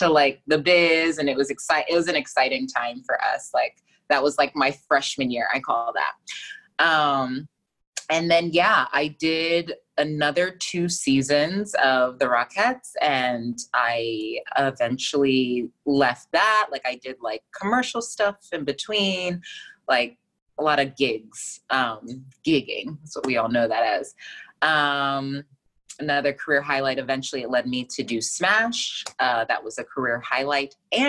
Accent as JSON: {"language": "English", "town": "Fort Lauderdale", "region": "Florida", "country": "United States", "also_born_or_lived": "Buffalo", "moved": "as an adult", "lives_now": "New York City, United States", "said": "I'm from Fort Lauderdale, Florida"}